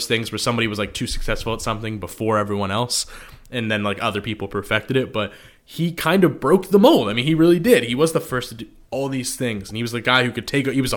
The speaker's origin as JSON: {"language": "English", "region": "New Jersey", "country": "United States", "tie": "born or raised there", "moved": "as an adult", "said": "I grew up in New Jersey, went to college in Big Ten country"}